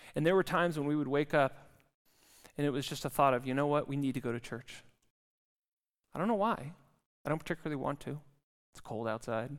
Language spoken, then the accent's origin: English; California, United States; now in Zurich, Switzerland; I come from California